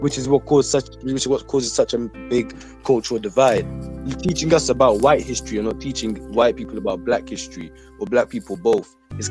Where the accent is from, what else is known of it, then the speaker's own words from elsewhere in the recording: Handsworth, West Midlands, United Kingdom; And it's like, so because you're from Quinton and I'm from Handsworth, we've ended up like this.